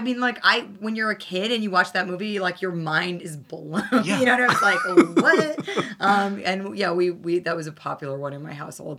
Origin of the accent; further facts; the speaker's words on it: New York City, New York, United States; what it was like to grow up here and the fact that you could go to public school and take the train by yourself